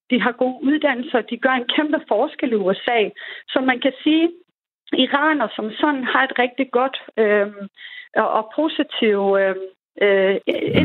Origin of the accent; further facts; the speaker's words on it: Denmark; also born or lived in Iran / United States; jeg er fra Danmark